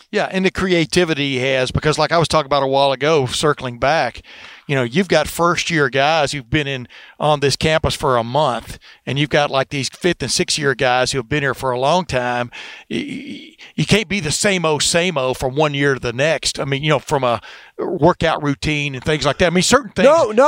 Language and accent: English; Texas, United States; also born or lived in Alabama; now in Ohio, United States; I grew up in Alabama and in Texas 11 years